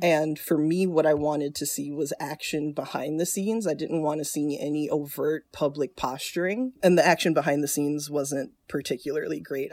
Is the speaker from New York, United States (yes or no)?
no; South Florida, United States; moved away as an adult; also born or lived in Chicago / North Carolina; I grew up in South Florida.